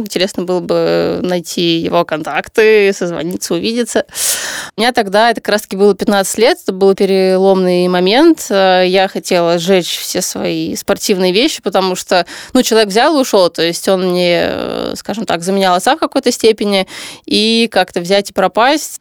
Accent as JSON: {"language": "Russian", "region": "Saint Petersburg", "country": "Russia", "moved": "as an adult", "lives_now": "Moscow, Russia", "said": "Я переехала в Москву тогда, я же из Питера"}